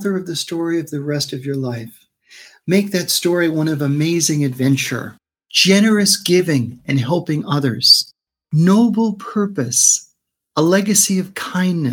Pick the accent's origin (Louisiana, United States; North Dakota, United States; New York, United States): New York, United States; New York City; moved away as an adult; also born or lived in Brooklyn, New York / Manhattan, New York; now in West Coast, United States; I was born in Brooklyn, raised in Queens.